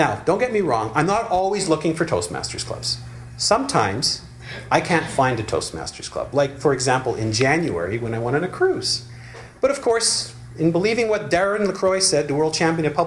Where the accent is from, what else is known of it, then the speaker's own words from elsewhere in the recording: Montreal, Quebec, Canada; moved away; my hometown where I grew up, Montreal